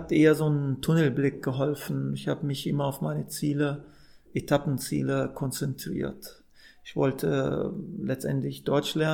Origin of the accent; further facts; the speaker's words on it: Saudi Arabia; moved away; also born or lived in Amman, Jordan; Ich bin ja ursprünglich Palästinenser, so meine Eltern sind Palästinenser, ich bin in Amman geboren und dann in Saudi-Arabien groß geworden